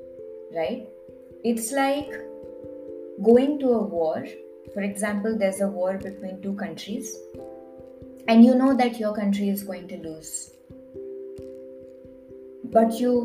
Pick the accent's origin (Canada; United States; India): India; I'm Indian